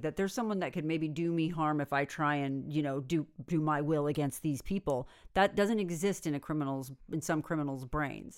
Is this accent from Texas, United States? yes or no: no; Northern California, United States; I'm from Northern California